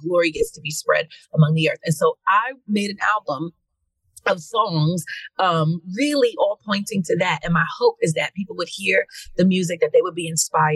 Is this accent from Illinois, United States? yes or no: no; New York City, New York, United States; New York City, and which is my hometown, from Queens.